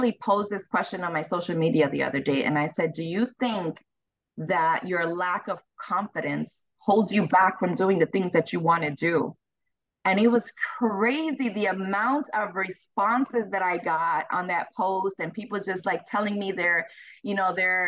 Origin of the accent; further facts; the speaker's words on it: Chicago, Illinois, United States; I'm from Chicago. I was raised in Chicago